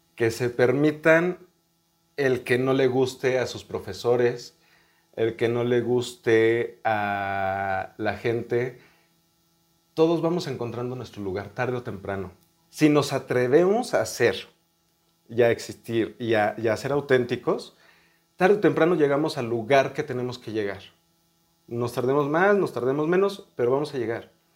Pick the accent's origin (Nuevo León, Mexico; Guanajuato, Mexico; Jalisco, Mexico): Guanajuato, Mexico; León; now in Mexico City, Mexico; yo nací aquí en la Ciudad de México, pero crecí en León, Guanajuato.